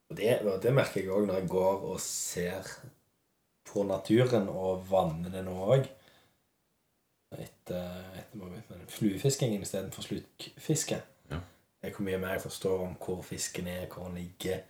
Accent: Western Norway, Norway; Vi kommer jo fra Vestlandet begge

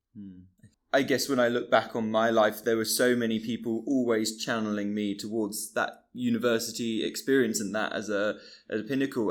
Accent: Bristol, South West England, United Kingdom; I grew up in Bristol in a, in a different place

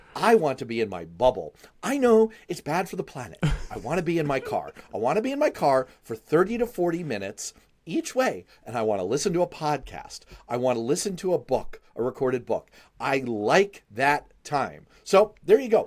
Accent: New York City, New York, United States; I grew up in Manhattan. I rode the frickin' subway every day to school

